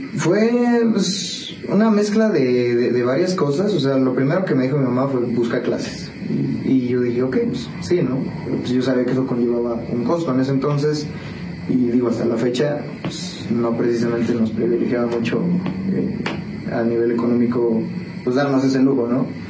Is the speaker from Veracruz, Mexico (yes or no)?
no; Toluca, State of Mexico, Mexico; also born or lived in Iztapalapa, Mexico City; now in San Juan del Río, Mexico; me crié mayormente en el Estado de México, Toluca. Eh, viví ahí como nueve años, más o menos.